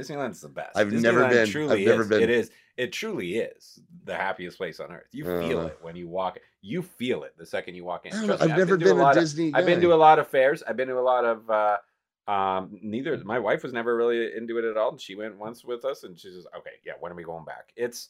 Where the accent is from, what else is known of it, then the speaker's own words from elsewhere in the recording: Calgary, Alberta, Canada; I grew up with one. I grew up with one in Calgary and stuff.